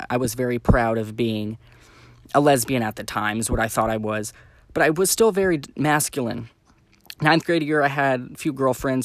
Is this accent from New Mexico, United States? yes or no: yes; Santa Fe, New Mexico, United States; moved away; I grew up in Santa Fe, New Mexico